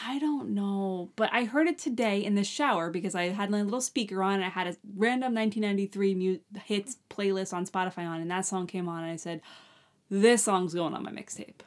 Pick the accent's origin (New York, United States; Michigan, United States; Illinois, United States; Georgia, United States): New York, United States; Long Island; We're from Long Island